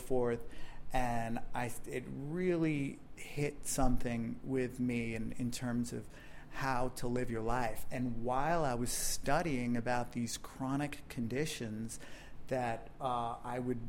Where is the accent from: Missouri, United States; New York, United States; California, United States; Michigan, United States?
New York, United States; White Plains; also born or lived in Bronx, New York / Los Angeles; I grew up in White Plains